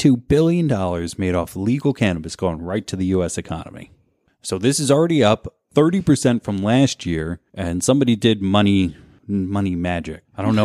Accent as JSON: {"language": "English", "region": "New Jersey", "country": "United States", "said": "I came from New Jersey. I've seen tight roads."}